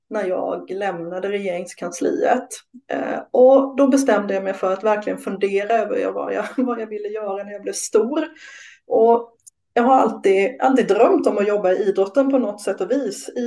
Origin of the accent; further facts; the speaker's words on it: Småland, Sweden; Jag är från Småland